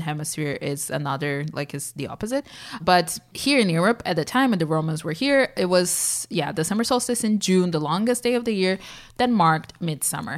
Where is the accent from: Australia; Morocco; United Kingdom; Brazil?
Brazil; São Paulo; growing up in Sao Paulo